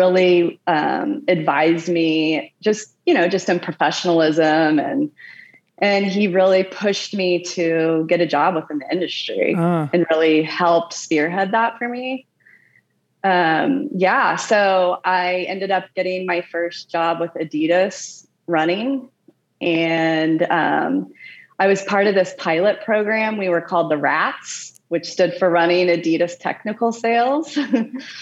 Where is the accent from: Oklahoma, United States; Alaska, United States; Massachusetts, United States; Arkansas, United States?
Oklahoma, United States; moved away as an adult; also born or lived in Lawrence / Indianapolis / Boulder, Colorado / Portland; now in Santa Barbara, United States; I'm from Oklahoma